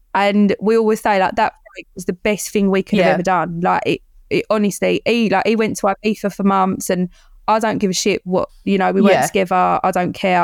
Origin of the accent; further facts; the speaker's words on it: Kent, South East England, United Kingdom; also born or lived in Chigwell, Essex; I'm from Kent.